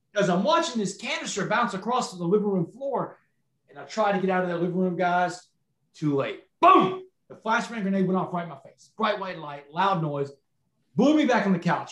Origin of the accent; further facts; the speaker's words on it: Texas, United States; I was a star quarterback in my hometown, and I don't know how much y'all know about Texas high school football, but down here in Texas